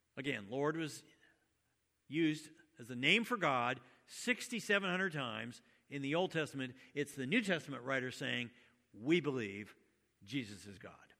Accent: United States; I was born in the United States and my parents were Christian

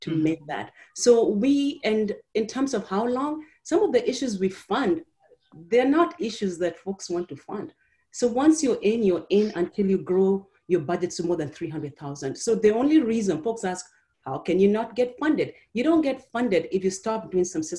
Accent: Kenya; now in Chicago, United States; I am an immigrant from Kenya

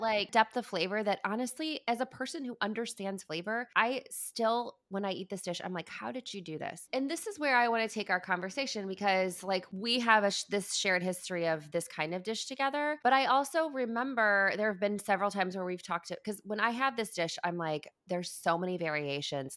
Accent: Midwest, United States; moved away as an adult; I grew up in the Midwest

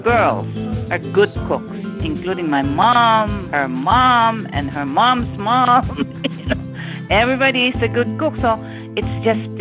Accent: Philippines; moved away as an adult; now in United States; I grew up in the Philippines and I moved to the U.S. when I was 29

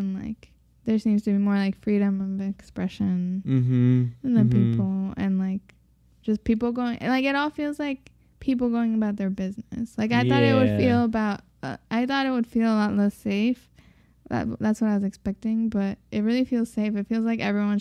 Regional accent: Mexico; moved away; I'm not from Mexico City. I'm from a small city

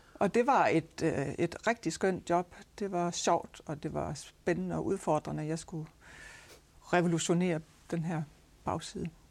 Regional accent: Aarhus, Central Denmark Region, Denmark; nu kommer jeg jo fra Aarhus. Min fa- familie er opvokset her

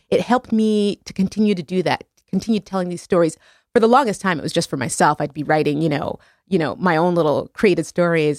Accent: Montreal, Quebec, Canada; my hometown in Montreal.

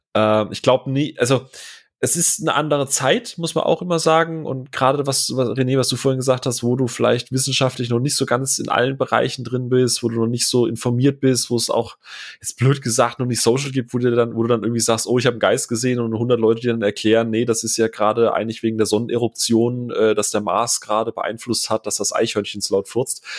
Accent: Rheinstetten, Baden-Württemberg, Germany; moved away; also born or lived in Bavaria; da wachse ich in, in Rheinstetten Mörsch auf

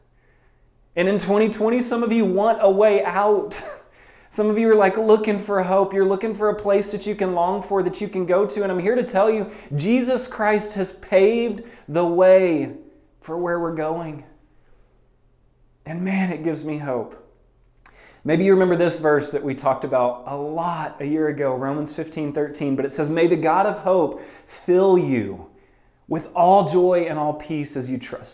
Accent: South Louisiana, United States; when I was growing up in South Louisiana

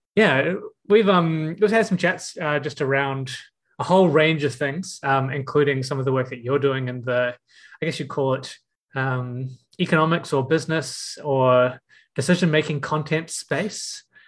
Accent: Auckland, New Zealand; how many of us in this space are from out west

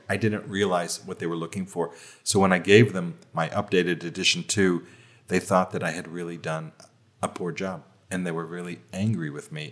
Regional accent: United States; moved away; which of course is my home country

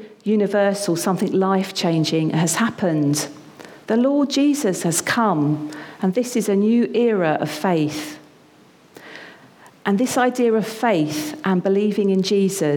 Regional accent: United Kingdom; now in London, United Kingdom; us as British people.

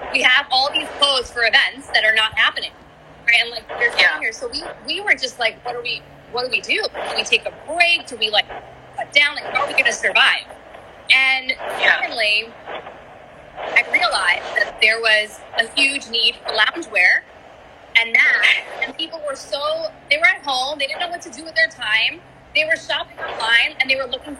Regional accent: New York City, New York, United States; who I was as an Indian-American daughter of immigrants growing up in New York City

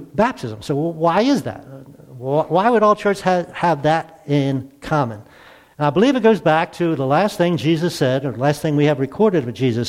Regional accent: near Baltimore, Maryland, United States; I grew up near Baltimore in a very Catholic community

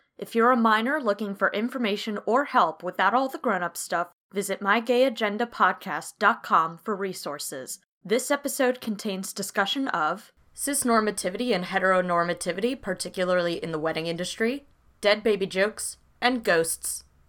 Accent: California, United States; And that's because I'm from California.

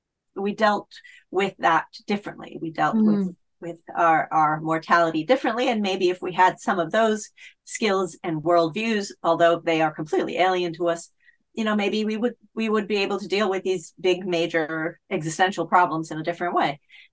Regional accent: Italy; now in United Kingdom; I've been living in the UK for a very long time, a couple of decades, in fact. And I grew up in Italy as well.

